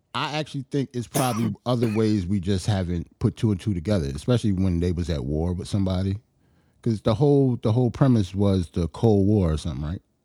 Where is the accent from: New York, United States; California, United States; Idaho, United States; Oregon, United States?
New York, United States; as a New Yorker